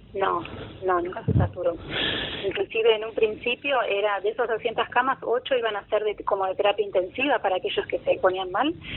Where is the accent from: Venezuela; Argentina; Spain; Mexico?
Argentina; La Plata, Buenos Aires Province; moved away as an adult; now in São Paulo, Brazil; nací en La Plata, viví en La Plata hasta que me vine acá.